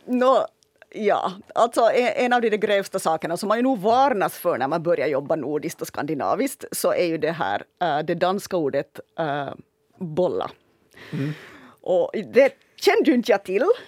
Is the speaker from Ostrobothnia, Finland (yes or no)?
yes; Ostrobothnia, Finland; accent: Ostrobothnian; jag kommer från Österbotten mm. att jag hade nog en stor fördel i att, att den, min österbottniska dialekt